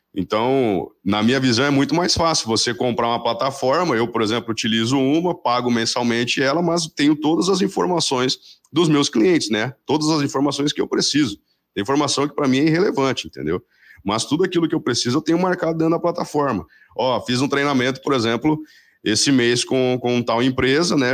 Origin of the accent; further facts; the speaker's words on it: Paraná, Brazil; eu sou aqui do Paraná